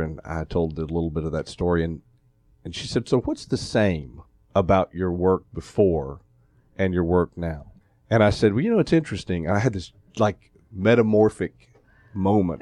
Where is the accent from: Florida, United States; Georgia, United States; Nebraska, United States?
Georgia, United States; Atlanta; moved away as an adult; also born or lived in Columbia, South Carolina / Fort Worth, Texas / Albuquerque, New Mexico / Memphis, Tennessee; I grew up here in Atlanta, um, went to Tucker High School